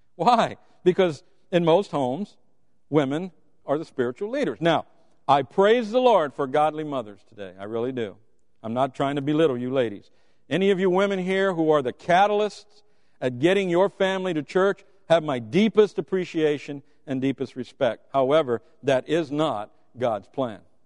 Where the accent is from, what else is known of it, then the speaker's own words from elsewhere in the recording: Deep South, United States; I was raised in the Deep South